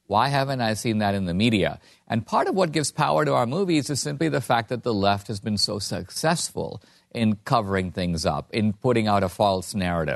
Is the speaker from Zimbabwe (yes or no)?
no; India; now in United States; I'm from India, a country run by gangs